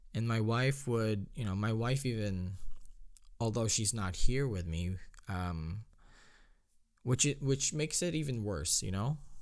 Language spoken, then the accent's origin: English; Philippines; moved away; growing up in the Philippines